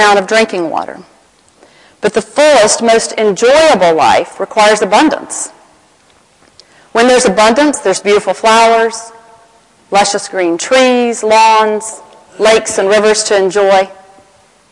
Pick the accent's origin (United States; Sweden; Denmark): United States; Atlanta, Georgia; accent: Southern American; my hometown of Atlanta, Georgia